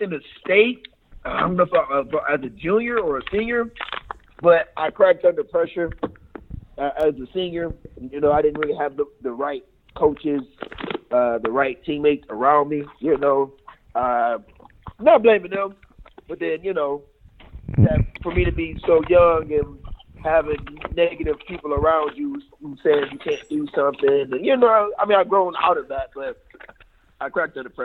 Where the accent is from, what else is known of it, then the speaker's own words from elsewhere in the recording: Cleveland, Ohio, United States; moved away as an adult; I grew up in Cleveland